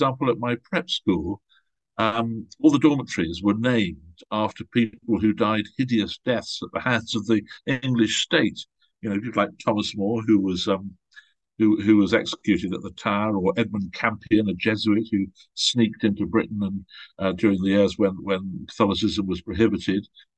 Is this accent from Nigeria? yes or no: yes; Nigeria; born there; also born or lived in Malta / Switzerland / England / Ghana; I was born in Nigeria. My family moved all over the place. We were in Malta. We spent many years in Switzerland. And then during my teenage years, I was at boarding school in England, but we lived in Ghana, in West Africa.